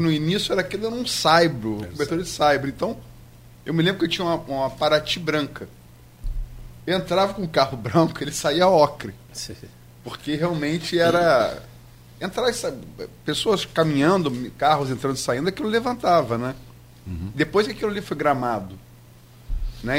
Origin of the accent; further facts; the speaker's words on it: Niterói, Rio de Janeiro, Brazil; Eu sou niteroiense.